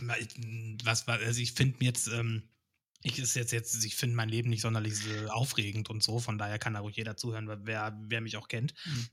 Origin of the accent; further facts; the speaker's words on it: Hameln, Lower Saxony, Germany; also born or lived in Cologne; now in Hanover, Germany; ich bin aus Hameln gebürtig